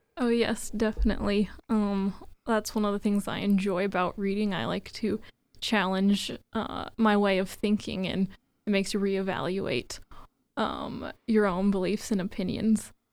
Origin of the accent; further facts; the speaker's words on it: Indiana, United States; I'm from Indiana.